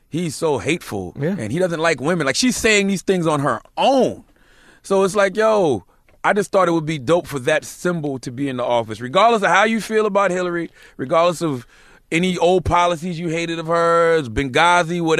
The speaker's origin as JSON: {"language": "English", "region": "the South", "country": "United States", "said": "Now, mind you, I'm from the South anyway, so I eat"}